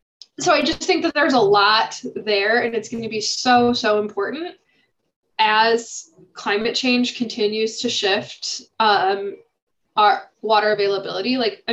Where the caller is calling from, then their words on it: Illinois, United States; I'm calling in from Illinois.